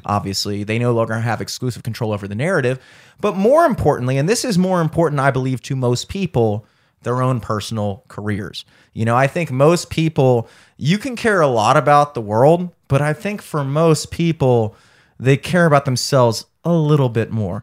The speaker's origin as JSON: {"language": "English", "town": "Towson", "region": "Maryland", "country": "United States", "tie": "born or raised there", "said": "I grew up in Towson my entire life"}